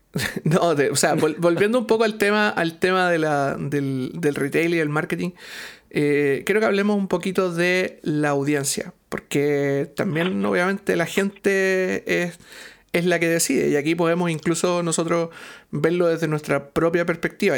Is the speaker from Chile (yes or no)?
yes; Chile; no solo como chilenos, sino que como latinoamericanos